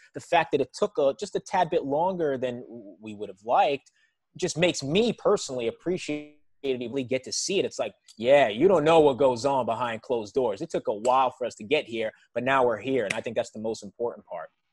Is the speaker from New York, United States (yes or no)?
yes; New York City, New York, United States; I was raised in New York City